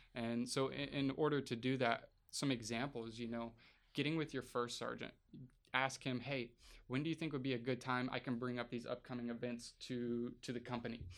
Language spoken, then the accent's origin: English; Arkansas, United States; moved away as an adult; now in Alaska, United States; I'm from from Arkansas, deep deep south Podunk town